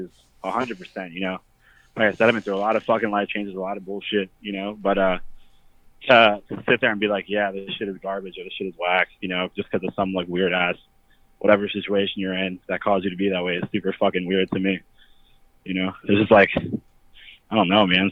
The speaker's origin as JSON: {"language": "English", "town": "Frederick", "region": "Maryland", "country": "United States", "tie": "born or raised there", "said": "I'm from Frederick, Maryland"}